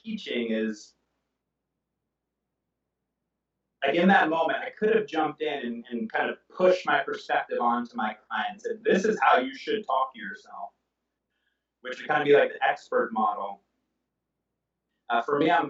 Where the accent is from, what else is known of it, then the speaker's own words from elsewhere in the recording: Oakland, California, United States; also born or lived in Atlanta; I'm from Oakland